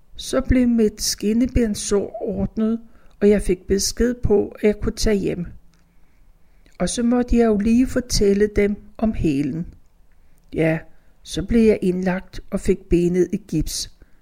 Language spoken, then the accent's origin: Danish; Copenhagen, Capital Region of Denmark, Denmark; Mine forældre syede fodbolde for Select, så vi havde pumpen derhjemme på Danshøjvej